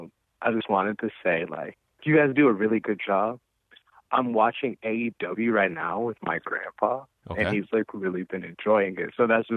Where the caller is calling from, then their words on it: Fairfield, California, United States; I'm calling from Fairfield, California.